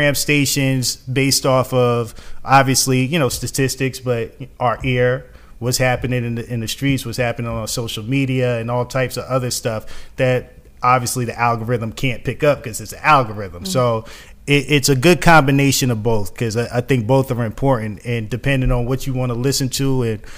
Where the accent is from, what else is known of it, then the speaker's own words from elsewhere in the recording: New York City, New York, United States; moved away as an adult; now in Atlanta, United States; I'm originally from New York City. I came down here for college, went to Morehouse